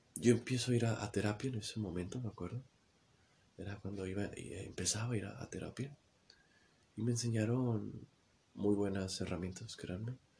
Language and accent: Spanish; Mexico; aquí en mi país, en México, se usa una, jerga eh, que no tienes pilas, le decimos